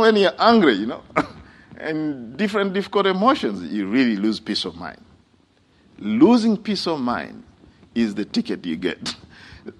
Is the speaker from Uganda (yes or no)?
yes; Uganda; moved away; when I was young, growing up in Uganda